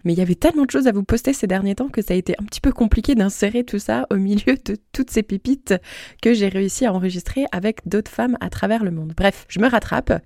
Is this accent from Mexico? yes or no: no; Moselle, Grand Est, France; moved away as an adult; also born or lived in Guadeloupe; j'ai aussi tenté euh, de retourner dans ma région natale pour me rapprocher de mon entourage